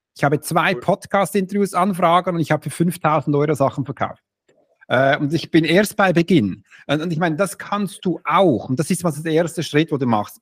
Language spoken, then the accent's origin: German; Switzerland; Im ersten bin ich Schweizer